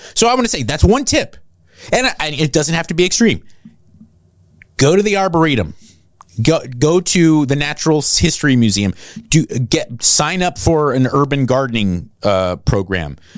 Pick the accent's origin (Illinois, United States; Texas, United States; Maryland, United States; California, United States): California, United States; Los Angeles County, Southern; born or raised there; moved away as an adult; also born or lived in New Jersey